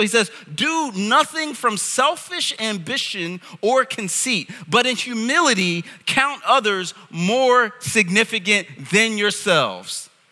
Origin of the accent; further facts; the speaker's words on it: United States; I'm from America